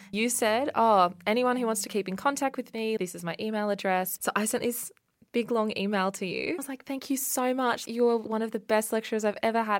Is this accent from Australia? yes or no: yes; Australia; my hometown on the south coast